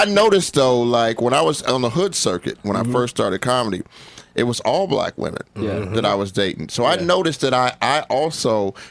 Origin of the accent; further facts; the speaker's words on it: Denver, Colorado, United States; I grew up in Denver.